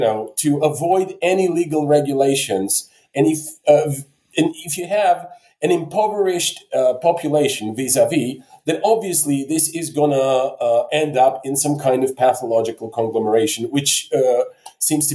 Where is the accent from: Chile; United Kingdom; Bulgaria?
Bulgaria; now in Poland; I'm originally from Bulgaria. Now I live in Poland